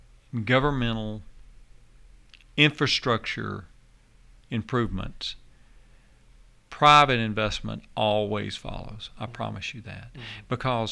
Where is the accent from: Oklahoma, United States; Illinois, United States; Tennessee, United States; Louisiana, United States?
Tennessee, United States; Nashville; I grew up in Davidson County. I was born in Davidson County